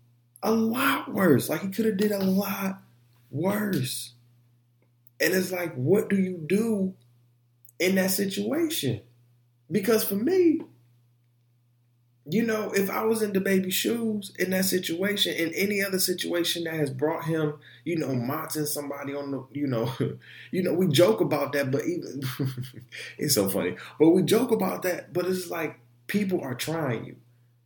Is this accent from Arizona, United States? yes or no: no; Detroit, Michigan, United States; also born or lived in Orlando, United States; Like, I come from Detroit. I come from Orlando, Central Orlando, too, the hoods of Orlando.